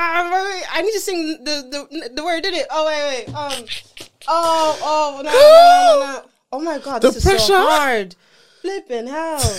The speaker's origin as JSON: {"language": "English", "country": "Ireland", "said": "I'm Irish"}